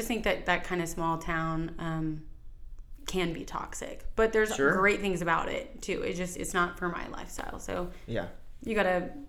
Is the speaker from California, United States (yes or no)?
no; Cuero, Texas, United States; moved away as an adult; also born or lived in Corpus Christi, Texas; now in Austin, United States; Born and raised in Cuero, and I went from kindergarten all the way through high school with basically the same people. So I grew up in a pretty small town, nowhere near here